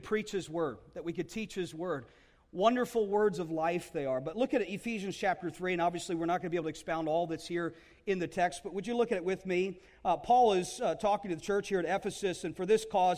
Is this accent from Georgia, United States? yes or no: no; New Jersey, United States; we love New Jersey. It's a place where I grew up